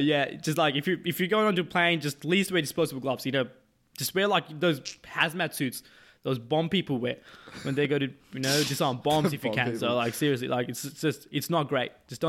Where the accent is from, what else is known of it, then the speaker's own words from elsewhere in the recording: Canberra, Australian Capital Territory, Australia; Yeah, I'm from Canberra.